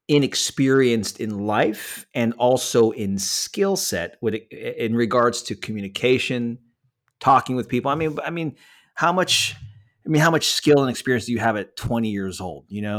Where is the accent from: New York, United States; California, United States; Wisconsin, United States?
California, United States; San Francisco Bay Area; by the way, I'm from the San Francisco Bay Area, born and raised.